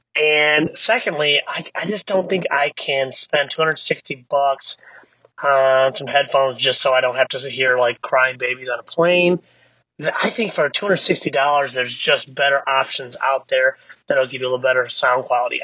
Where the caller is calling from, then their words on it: Michigan, United States; I'm calling you from Michigan